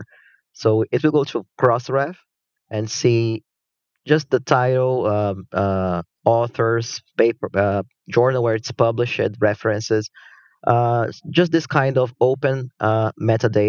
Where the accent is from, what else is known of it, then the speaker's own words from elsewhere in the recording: Brazil; moved away as an adult; now in Kyoto, Japan; I'm originally from Brazil, but I live in Japan now. Actually, I've been in Japan since I started my undergrad studies